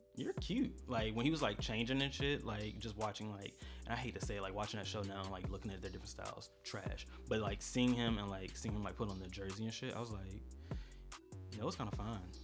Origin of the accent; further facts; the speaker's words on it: St. Petersburg, Florida, United States; now in Atlanta, United States; born and raised in St. Petersburg, Florida